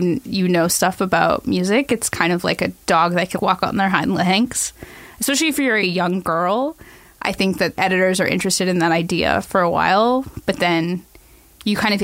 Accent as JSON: {"language": "English", "town": "Toronto", "region": "Ontario", "country": "Canada", "tie": "born or raised there", "said": "I was born in St. Michael's Hospital in 1986."}